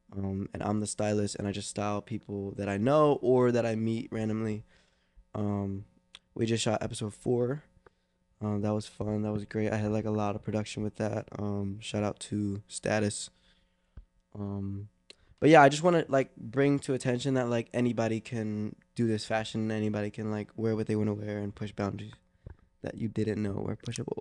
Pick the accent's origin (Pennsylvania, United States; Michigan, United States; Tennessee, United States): Pennsylvania, United States; Philadelphia; growing up in Philly